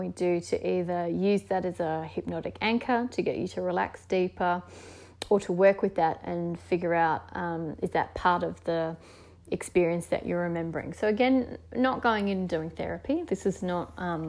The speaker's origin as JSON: {"language": "English", "region": "Tasmania", "country": "Australia", "said": "being the Scottish heritage Tasmanian person that I am"}